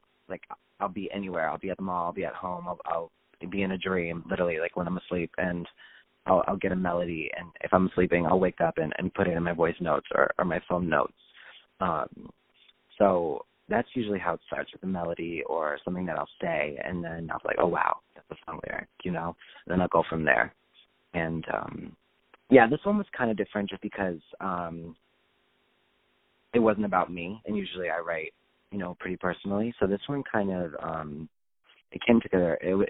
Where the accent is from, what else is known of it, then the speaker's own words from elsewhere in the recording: Chicago, Illinois, United States; I am from Chicago, Illinois, just outside the city.